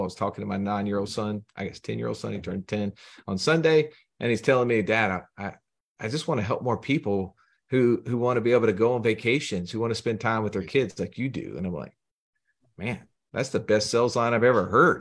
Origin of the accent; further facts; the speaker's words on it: Alabama, United States; I'm from Alabama, have a strange accent